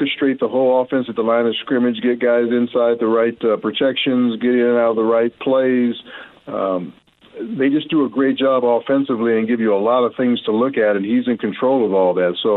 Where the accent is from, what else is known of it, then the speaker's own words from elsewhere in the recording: Los Angeles, California, United States; also born or lived in Seattle, United States / Edmonton, Canada; when I was growing up in Los Angeles